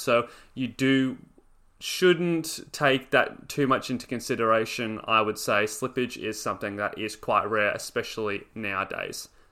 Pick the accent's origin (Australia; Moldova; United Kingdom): Australia